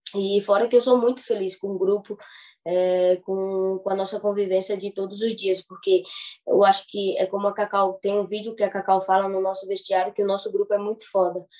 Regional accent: Maceió, Alagoas, Brazil; moved away; sou de Maceió, Alagoas

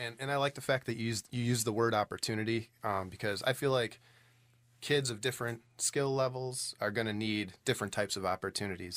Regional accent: Allenton, Wisconsin, United States; now in West Bend, United States; I grew up in Allenton, um, which is uh, on the Dodge County side of Allenton

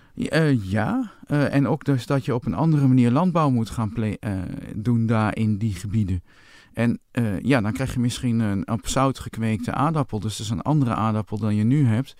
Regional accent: Winterswijk, Gelderland, Netherlands; toen ik jong was in Winterswijk

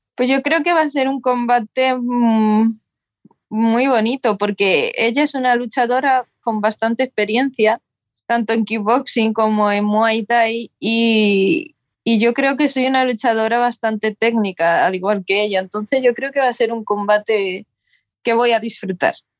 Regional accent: near Talavera de la Reina, Castilla-La Mancha, Spain; now in Seville, Spain; empecé allí eh, cerca de mi pueblo, en Talavera de la Reina, y quién me iba a decir que me iba a mudar a Sevilla

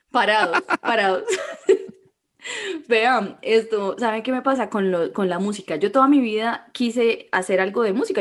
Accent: Colombia; soy colombiana

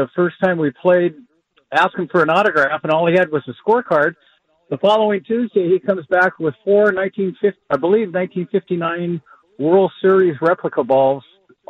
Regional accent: Northern California, United States; now in Fallbrook, United States; I'm being from Northern California, huge Giants fan.

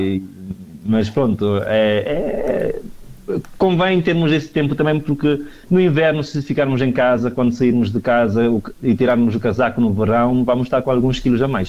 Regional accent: Cape Verde; now in Bragança, Portugal; eu e mais dois amigos somos de Cabo Verde

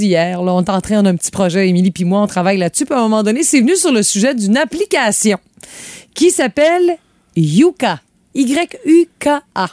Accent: Sainte-Félicité, Quebec, Canada; moved away; also born or lived in Rimouski; quand j'étais jeune à Sainte-Félicité, le sous-sol n'était pas fini

